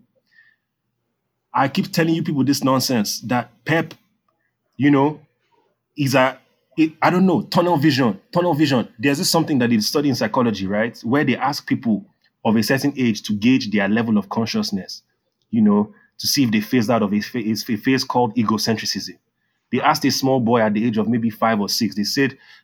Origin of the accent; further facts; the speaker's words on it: Nigeria; growing up in Nigeria